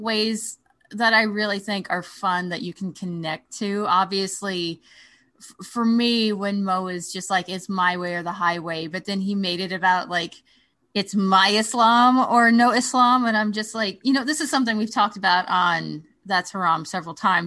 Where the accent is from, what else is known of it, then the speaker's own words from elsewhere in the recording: Oklahoma, United States; I grew up in Oklahoma